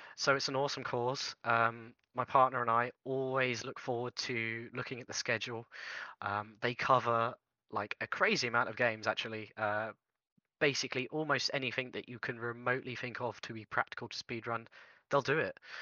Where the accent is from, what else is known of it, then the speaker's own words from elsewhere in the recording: United Kingdom; I'm British